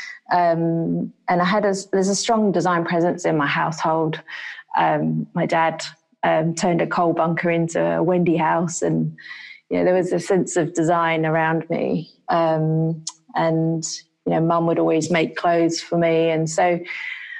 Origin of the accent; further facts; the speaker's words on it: London, United Kingdom; moved away; I grew up in London